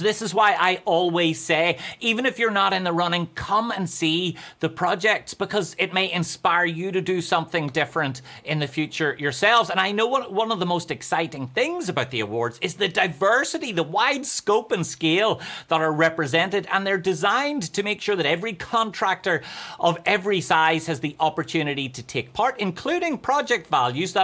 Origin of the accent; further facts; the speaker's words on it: Ireland; accent: Irish; that's how we say cowboy in Ireland